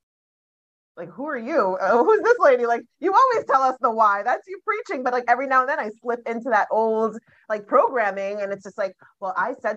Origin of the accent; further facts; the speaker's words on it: Jamaica; growing up as a Jamaican child. So I was born in Jamaica. My parents are Jamaican.